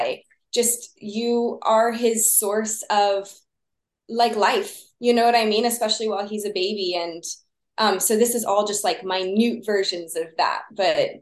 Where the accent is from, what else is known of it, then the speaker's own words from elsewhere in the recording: Texas, United States; I grew up in Texas